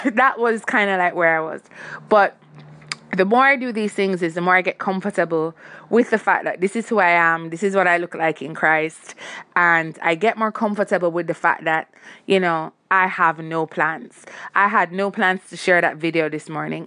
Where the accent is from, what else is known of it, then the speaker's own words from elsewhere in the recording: Jamaica; I'm Jamaican